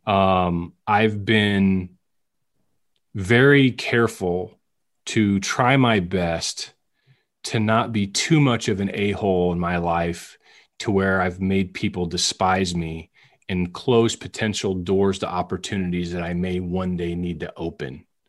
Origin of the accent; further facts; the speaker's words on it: West Branch, Iowa, United States; moved away; also born or lived in Shawnee, Kansas; I grew up in West Branch idolizing Marv Cook